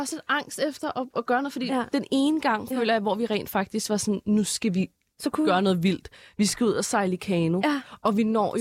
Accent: Denmark; jeg er dansker

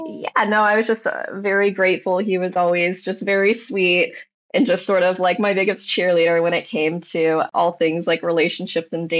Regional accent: Michigan, United States; moved away as an adult; now in Los Angeles, United States; I'm from Michigan originally

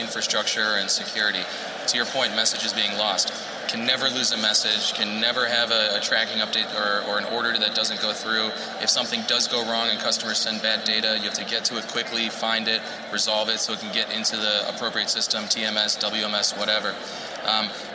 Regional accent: Chicago, Illinois, United States; This is my hometown, born and raised

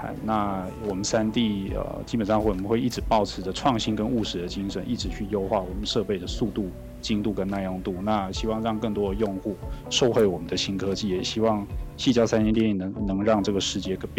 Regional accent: Taiwan; 原来我们自己台湾在所谓的机电整合产品的设计、生产和组装上面是有多么的强大。

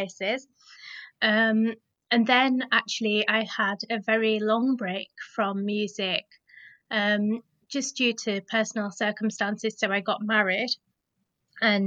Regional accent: Leeds, Yorkshire and the Humber, United Kingdom; I identify with my Punjabi heritage, but I was also born and brought up in Leeds

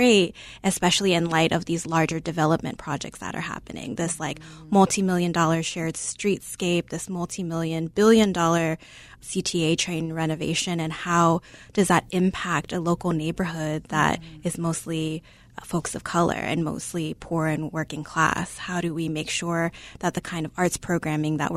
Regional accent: Chicago, Illinois, United States; born or raised there

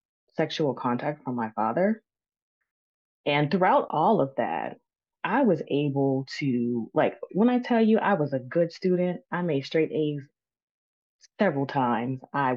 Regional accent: Maryland, United States; I grew up here in Maryland with my parents and my brother.

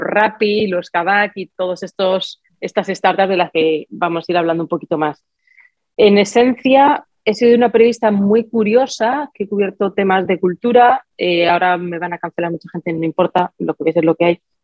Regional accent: Spain; moved away; mi país de origen

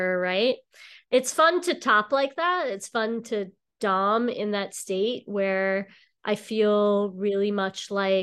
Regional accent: Long Island, New York, United States; moved away as an adult; now in Boston, United States; I'm actually from New York. I grew up on Long Island, and about 20 years ago, I moved to Boston

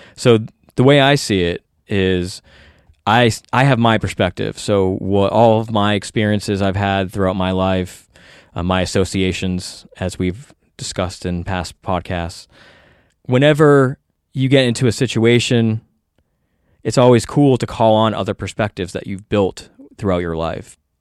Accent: United States; as an American

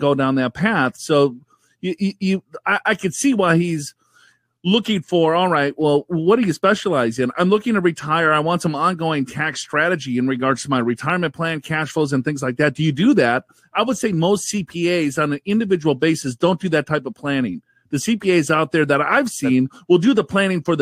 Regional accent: Minnesota, United States; I'm from Minnesota

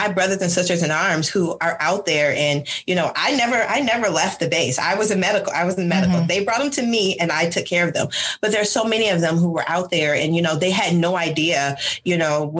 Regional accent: Michigan, United States; moved away as an adult; I am originally from Michigan

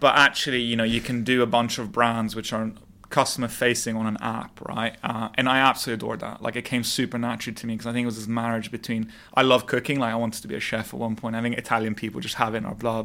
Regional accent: London, United Kingdom; moved away as an adult; also born or lived in Montreal, Canada; now in Dubai, United Arab Emirates; I was born and raised in London

